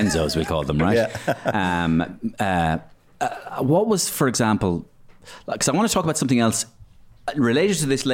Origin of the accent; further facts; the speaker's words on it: Dublin, Leinster, Ireland; I grew up in South County Dublin